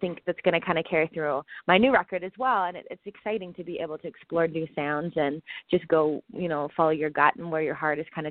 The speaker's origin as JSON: {"language": "English", "town": "Vancouver", "region": "British Columbia", "country": "Canada", "tie": "born or raised there", "said": "I grew up in Vancouver. I grew up on the ocean"}